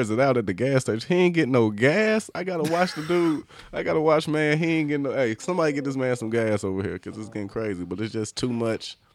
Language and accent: English; the South, United States; I'm cultured, but I'm not just cultured because I'm from the South.